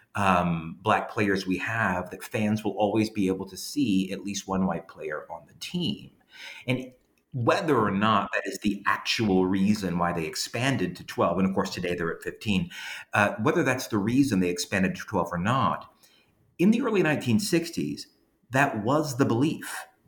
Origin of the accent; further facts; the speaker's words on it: Louisiana, United States; moved away as an adult; now in Georgia, United States; even though I'm from Louisiana, um, I've lived in Georgia for the past 13 years. And even before that, when I grew up in Louisiana